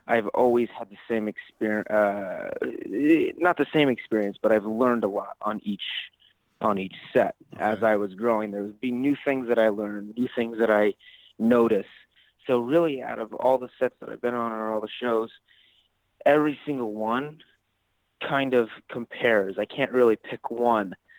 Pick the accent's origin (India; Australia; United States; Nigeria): United States; Ottawa, Ohio; I'm actually originally from a small town in Northwest Ohio. Um, it's called Ottawa